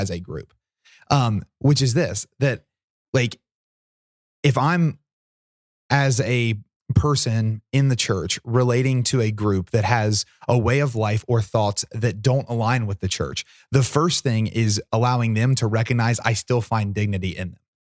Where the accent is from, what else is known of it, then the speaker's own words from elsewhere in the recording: Portsmouth, Ohio, United States; Portsmouth's my hometown